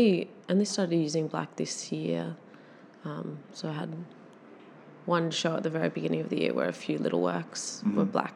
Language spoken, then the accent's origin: English; Catharaba, Australia; the clay is sourced from my parents' property where I grew up in Catharaba.